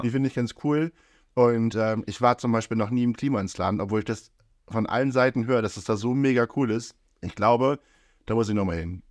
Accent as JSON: {"language": "German", "town": "Brillit", "region": "Lower Saxony", "country": "Germany", "said": "ich komme ja aus Brillitt"}